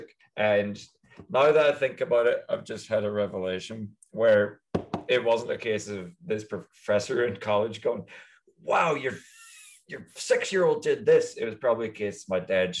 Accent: Coleraine, Northern Ireland, United Kingdom; moved away as an adult; also born or lived in Belfast; now in United States; I'm from Coleraine, specifically.

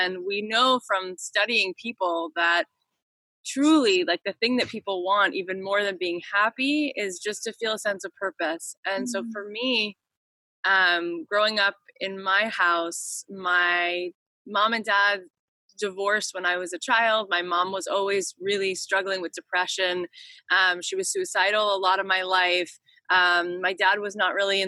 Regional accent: East Coast, United States; moved away as an adult; now in Los Angeles, United States; I grew up on the East Coast

